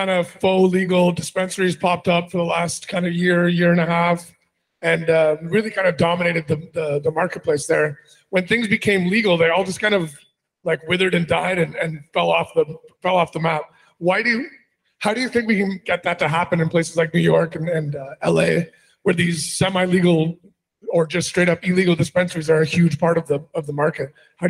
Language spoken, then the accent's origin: English; Toronto, Ontario, Canada; moved away; I'm from Canada, originally Toronto.